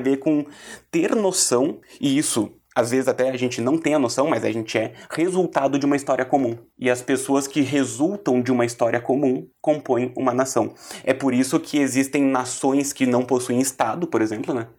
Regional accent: Brazil; Eu sou da nação brasileira porque eu tenho uma identidade enquanto brasileiro, a minha cultura é brasileira

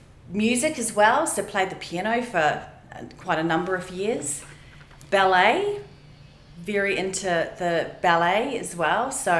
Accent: Otautau, Southland, New Zealand; also born or lived in Invercargill; now in Queenstown, New Zealand; I was born in Invercargill. So I'm a Southland born and bred. Born in Invercargill and grew up in a small town called Otautau, which the correct pronunciation now would be Ōtautau. Very small community, a great community. Went to school there

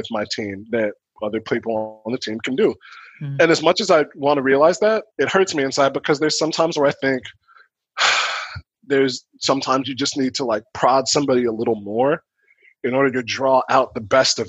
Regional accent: Chicago, Illinois, United States; I am from the South Side, 74th Street of Chicago

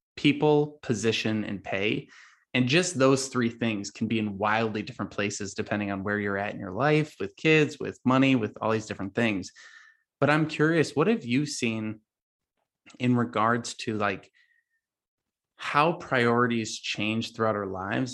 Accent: Chicago suburbs, Illinois, United States; I grew up in the Chicago suburbs

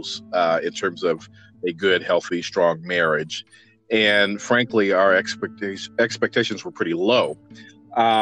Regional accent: Midwest, United States; moved away; I'm originally from the Midwest

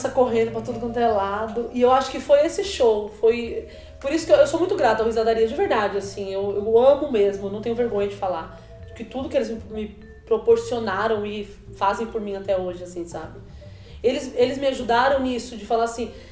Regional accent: Bahia, Brazil; Sou baiana, né? Sou de Tabuna na Bahia, nasci na Bahia. E minha família fala alto, minhas tias falam alto, minha mãe fala alto.

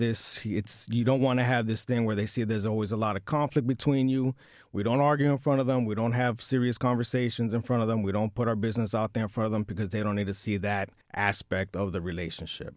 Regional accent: New York City, New York, United States; born and bred in New York City

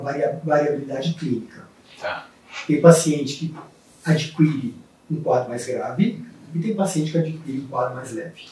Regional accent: Colatina, Espírito Santo, Brazil; eu sou de uma cidade do interior do Espírito Santo, chamada Colatina.

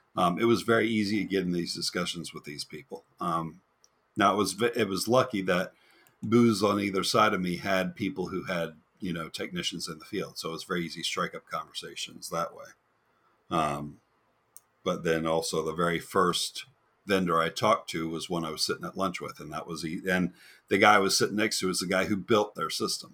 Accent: Florida, United States; also born or lived in New Jersey; I'm a Florida boy, but I was born in New Jersey and stayed there for six months.

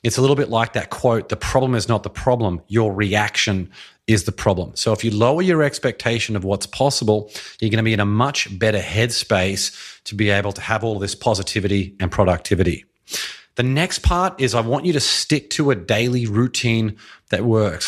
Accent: Australia; now in United States; I'm from Australia

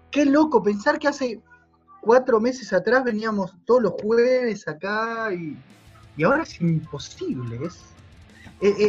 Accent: Longchamps, Buenos Aires Province, Argentina; por mí yo estoy en Longchamp, yo soy de Longchamp.

